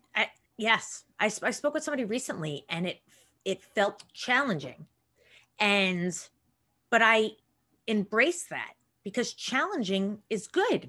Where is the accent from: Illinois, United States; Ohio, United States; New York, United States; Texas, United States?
New York, United States; Long Island; I grew up in Long Island